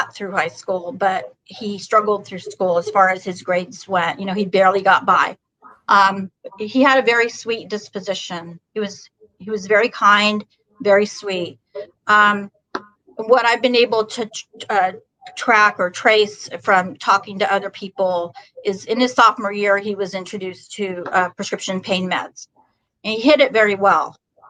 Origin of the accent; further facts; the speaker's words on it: California, United States; I'm originally from Northern California.